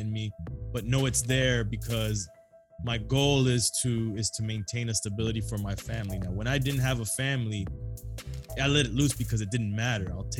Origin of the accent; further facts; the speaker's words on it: South Florida, United States; I'm Cuban, Colombians, Jamaicans, Haitians. Yes, we're from South Florida